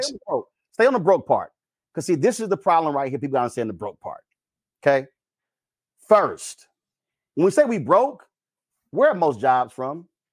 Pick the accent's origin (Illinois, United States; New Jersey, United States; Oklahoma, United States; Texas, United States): Texas, United States; I'm from Texas